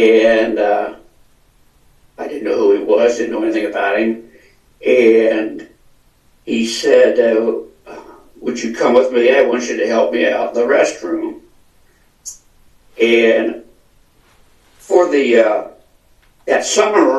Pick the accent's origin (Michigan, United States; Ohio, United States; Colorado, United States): Ohio, United States; Delaware; now in Scottsdale, United States; I grew up in Delaware, Ohio, and now live in Scottsdale, Arizona.